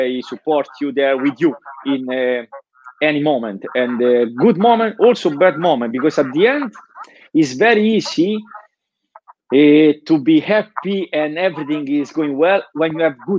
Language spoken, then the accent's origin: English; Nettuno, Lazio, Italy; English is a second language; moved away as an adult; now in Denmark; I grew up in a very small town in Italy. It's called Nettuno, and it's just on the coast, south of Rome